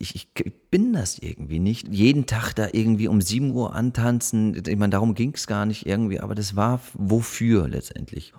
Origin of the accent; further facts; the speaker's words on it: Munich, Bavaria, Germany; moved away; also born or lived in Berlin; Ich bin, ich bin da in München aufgewachsen, war auf der französischen Schule